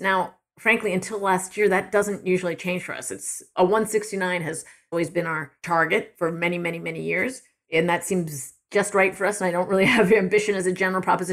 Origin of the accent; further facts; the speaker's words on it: East Coast, United States; moved away as an adult; also born or lived in Michigan; now in Ann Arbor, United States; I'm from the East Coast originally